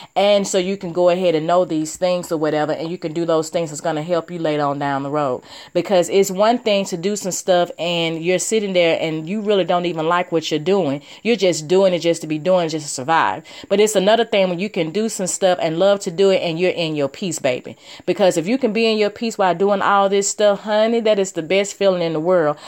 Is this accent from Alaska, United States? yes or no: no; Alabama, United States; I'm this girl from Alabama